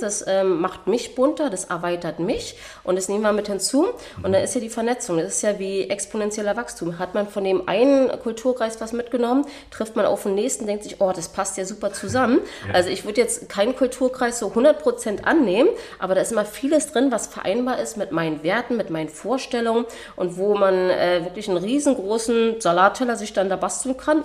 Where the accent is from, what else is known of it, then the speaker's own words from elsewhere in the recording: Berlin, Germany; moved away as an adult; also born or lived in New Zealand; Ich wurde in Berlin geboren, deswegen auch indogen, Indigenous Berlin Lady und äh, bin hier groß geworden.